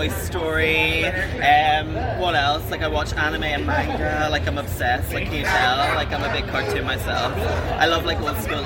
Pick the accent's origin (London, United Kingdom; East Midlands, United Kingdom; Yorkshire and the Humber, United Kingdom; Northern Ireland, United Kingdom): Northern Ireland, United Kingdom; back at home in Northern Ireland